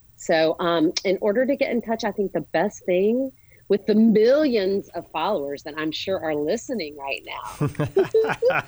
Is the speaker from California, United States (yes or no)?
no; Charlotte, North Carolina, United States; We grew up here in Charlotte. We went to Myers Park together